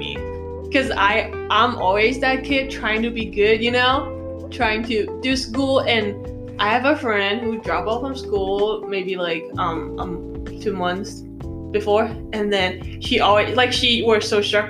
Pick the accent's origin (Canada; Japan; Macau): Macau; also born or lived in Australia; now in United States; I come from Macau.